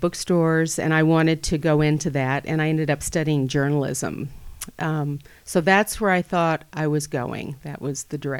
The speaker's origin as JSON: {"language": "English", "region": "the South", "country": "United States", "said": "I treasure that I'm from the South, and I love to visit there, and I'm glad that I'm from there. I feel like I bring a lot of what I grew up there with me, including a palate."}